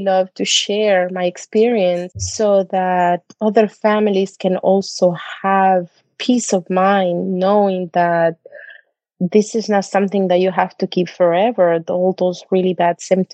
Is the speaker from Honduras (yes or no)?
yes; Honduras; moved away; I'm originally from Honduras